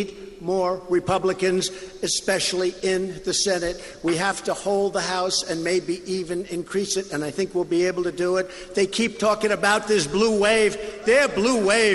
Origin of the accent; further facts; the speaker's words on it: Long Island, New York, United States; I grew up in Long Island, right next to Long Island